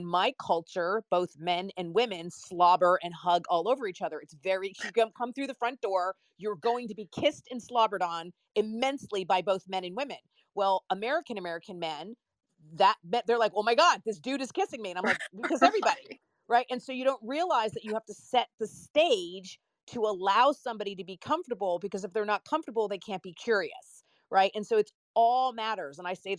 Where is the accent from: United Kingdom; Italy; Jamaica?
Italy; In Italy.